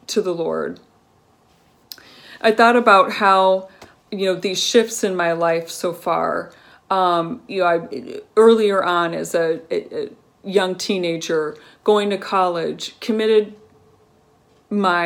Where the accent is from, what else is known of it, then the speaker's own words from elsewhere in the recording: Colorado, United States; growing up in Colorado, my family was part